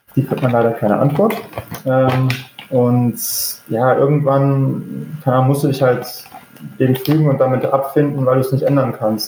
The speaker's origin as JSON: {"language": "German", "town": "Düsseldorf", "region": "North Rhine-Westphalia", "country": "Germany", "tie": "born or raised there", "moved": "as an adult", "lives_now": "Norwich, United Kingdom", "said": "mein Jugendverein war in Düsseldorf, wo ich herkomme"}